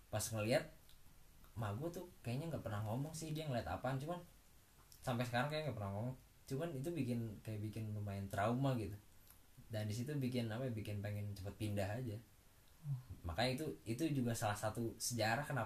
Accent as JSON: {"language": "Indonesian", "town": "Subang", "region": "West Java", "country": "Indonesia", "tie": "born or raised there", "also_born_or_lived": "Bekasi / Karawang", "said": "emang gue kecil di asu di Subang kan nah terus semenjak pindah ke Karawang gue lahir dulu di Bekasi lah numpang lahir doang"}